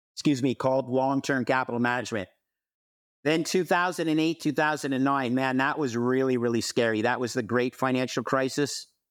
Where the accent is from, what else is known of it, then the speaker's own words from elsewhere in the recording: Montreal, Quebec, Canada; moved away as an adult; also born or lived in Toronto / United States; I grew up in Montreal, but moved to Toronto after, uh, uh, receiving my M B A from Cornell University in the United States